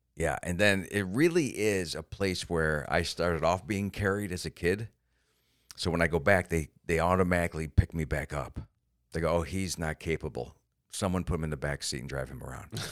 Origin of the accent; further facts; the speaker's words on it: Florida, United States; I'm from Florida